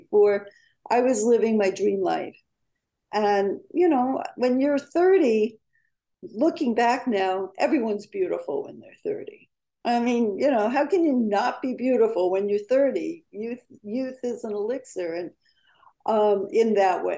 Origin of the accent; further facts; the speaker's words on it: New York, United States; moved away; also born or lived in California; being a New Yorker, I wanted to make it in my hometown, New York